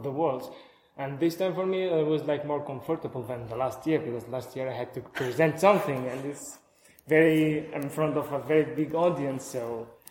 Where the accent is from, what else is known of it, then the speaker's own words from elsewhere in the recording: Latakia, Latakia Governorate, Syria; I'm from Syria, uh, from Latakia, from Syria.